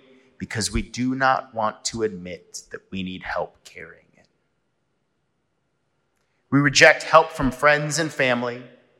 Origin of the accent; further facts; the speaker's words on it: San Diego, California, United States; now in Atlanta, United States; Growing up in San Diego, we would often cross the Coronado Bridge